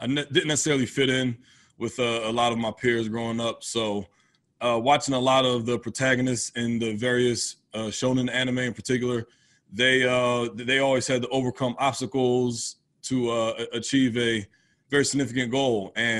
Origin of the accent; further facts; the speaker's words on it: United States; Where I grew up is right outside of Philadelphia. So that Philadelphia area is definitely Philly's a sports town all the way.